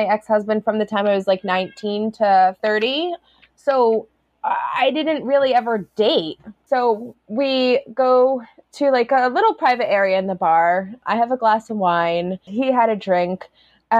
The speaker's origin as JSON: {"language": "English", "area": "Woodbury Commons area", "region": "New York", "country": "United States", "tie": "born or raised there", "said": "It was like a specific religious group that I grew up around in Woodbury Commons area"}